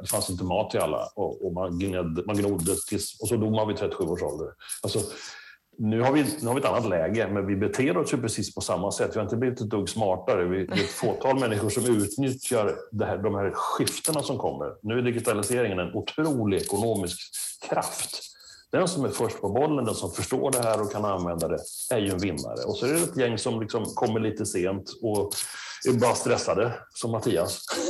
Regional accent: Sweden; now in France; vi lever hemma i Sverige och i Skandinavien

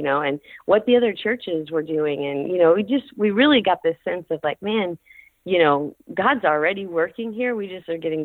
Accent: Kentucky, United States; moved away as an adult; also born or lived in Las Vegas, Nevada / Illinois; now in Ventura, United States; we grew up in Kentucky. Both my parents grew up in Kentucky

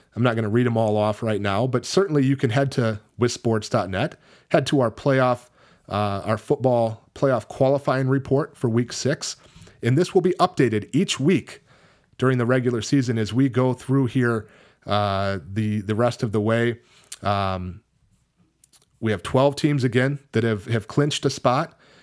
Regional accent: Richland Center, Wisconsin, United States; moved away; Richland Center, my hometown.

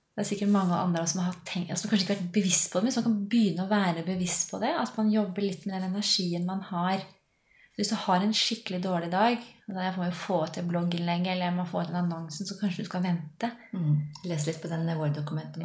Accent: Lillehammer, Innlandet, Norway; accent: A-endinger; Jeg er fra Lillehammer, så av og til så slenger jeg på noen A-endinger

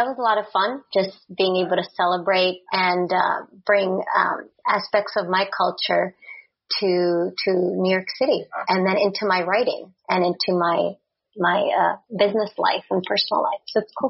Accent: Czechia; born there; English is a second language; So when I was born in Czechoslovakia, and that was still a communist country, then Czechoslovakia in 91 split into Czech and Slovak Republic.

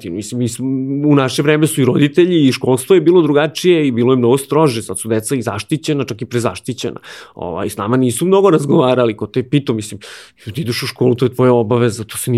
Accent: Aleksinac, Nišava District, Serbia; moved away as an adult; now in Belgrade, Serbia; ja sam iz Aleksinca, ja sam tu i započeo karijeru.

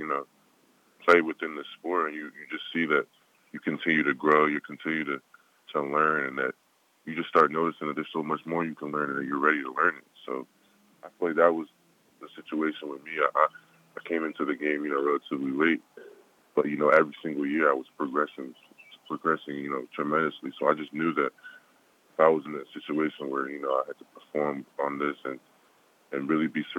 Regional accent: United States; I was born here, but both my parents, you know, my dad was born in Nigeria

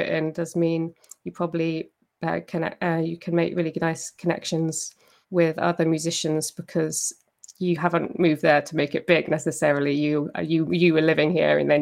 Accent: Cornwall, South West England, United Kingdom; now in Edinburgh, United Kingdom; I am actually from Cornwall

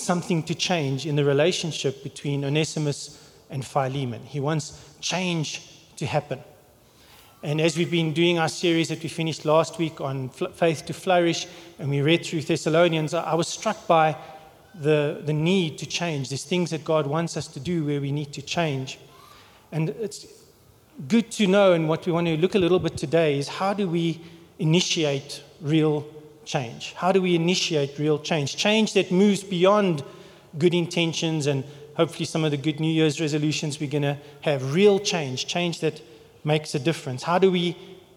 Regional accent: England, United Kingdom; now in South Africa; I'm English

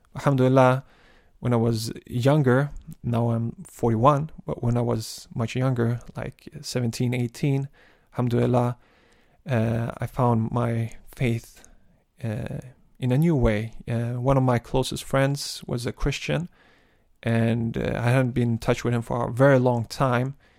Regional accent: Malmö, Skåne, Sweden; I've been born and raised in Malmo, and there's, and that's the city that I live

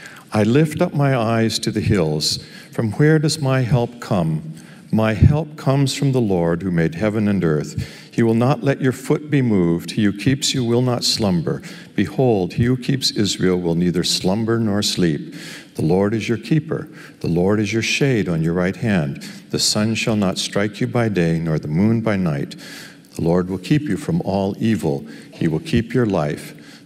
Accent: Pakistan; I grew up in Pakistan, the child of a missionary educator. I have language and love the people and the life there. But Pakistan today is not the same in which I was raised.

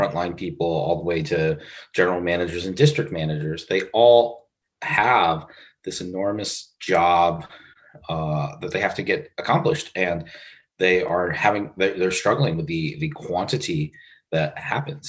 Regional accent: Pittsburgh, Pennsylvania, United States; also born or lived in Philadelphia; now in Columbus, United States; I was raised in Pittsburgh, Pennsylvania

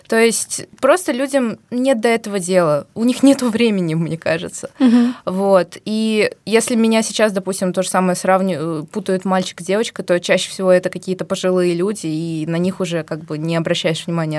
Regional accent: Tashkent, Uzbekistan; moved away as an adult; now in Moscow, Russia; Я из Узбекистана родилась и жила практически всю жизнь в Ташкенте

